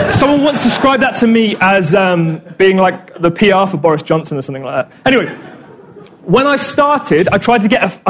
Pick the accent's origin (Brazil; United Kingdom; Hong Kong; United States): United Kingdom; Corby, East Midlands; moved away; I'm actually from Corby